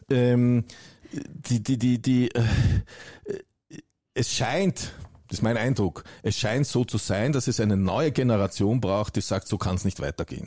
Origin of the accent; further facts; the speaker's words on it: Germany; bei uns in Deutschland